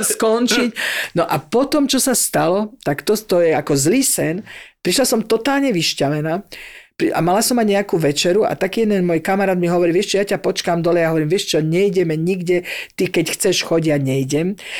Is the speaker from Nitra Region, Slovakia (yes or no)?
yes; Zlaté Moravce, Nitra Region, Slovakia; moved away as an adult; now in Paris, France; my zo Zlatých Moraviec